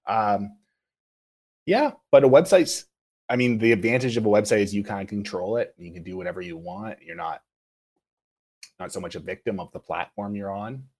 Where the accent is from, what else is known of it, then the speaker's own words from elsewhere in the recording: Kingston, Ontario, Canada; moved away as an adult; also born or lived in Kitchener-Waterloo; now in Toronto, Canada; I'm originally from Kingston.